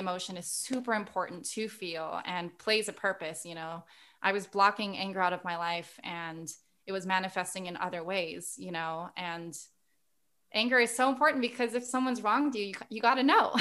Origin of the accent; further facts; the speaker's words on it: Guam; moved away; we were born and raised on Guam